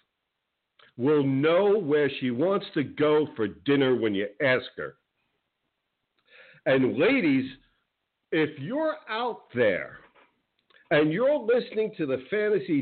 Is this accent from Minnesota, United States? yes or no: no; New Jersey, United States; now in Florida, United States; I grew up in the Northeast in New Jersey, big Giants fan